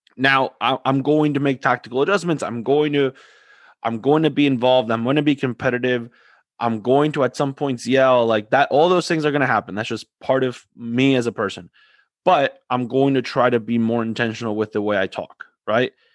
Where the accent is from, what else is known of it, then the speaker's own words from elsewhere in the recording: Argentina; I'm from Argentina